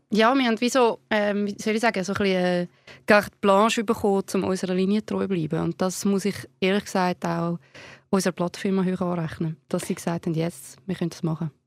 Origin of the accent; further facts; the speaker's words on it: Zurich, Switzerland; wir sind ja beide aus Zürich